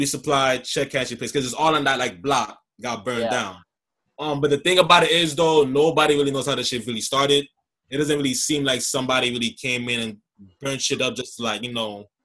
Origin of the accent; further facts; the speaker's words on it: New York City, New York, United States; as a New Yorker and nigga from the Bronx